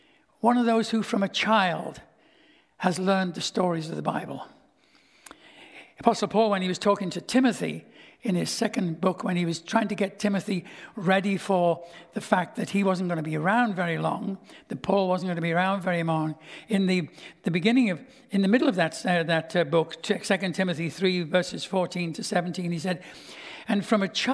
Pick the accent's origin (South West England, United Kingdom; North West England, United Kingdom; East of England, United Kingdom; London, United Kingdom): North West England, United Kingdom; Liverpool; moved away as an adult; also born or lived in Stouffville, Ontario, Canada; now in Canada; my hometown of Liverpool